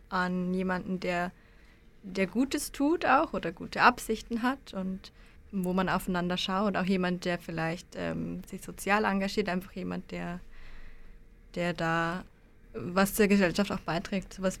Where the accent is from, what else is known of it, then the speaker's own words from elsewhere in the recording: Germany; moved away as an adult; now in Basel, Switzerland; Ich komme auch aus Deutschland tatsächlich, bin jetzt aber schon drei Jahre hier in der Schweiz und seit äh, drei Monaten